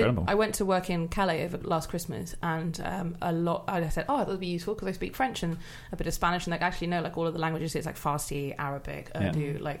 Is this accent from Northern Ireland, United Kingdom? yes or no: no; South Wales, United Kingdom; accent: Welsh; moved away as an adult; also born or lived in Reading; I did French, Spanish and Welsh at school because I grew up in Wales and we had to learn Welsh by law until we were 16. And my Welsh accent, so I spoke with a Welsh accent